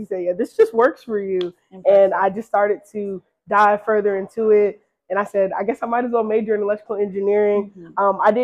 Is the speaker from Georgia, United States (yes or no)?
yes; Decatur, Georgia, United States; also born or lived in Atlanta, Georgia; from Atlanta, Georgia, born and raised in Decatur